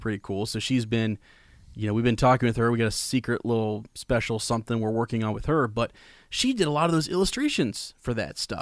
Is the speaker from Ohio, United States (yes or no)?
yes; Columbus, Ohio, United States; I'm from Columbus